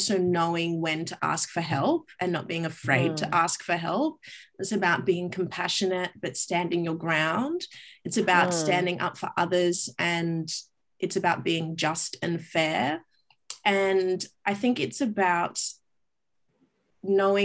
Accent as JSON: {"language": "English", "town": "Brisbane", "region": "Queensland", "country": "Australia", "tie": "born or raised there", "also_born_or_lived": "Grenada / Perth", "moved": "as an adult", "lives_now": "Sydney, Australia", "said": "I grew up in Brisbane and then, spent my first 18 years there and then moved over to Perth and then moved to Sydney"}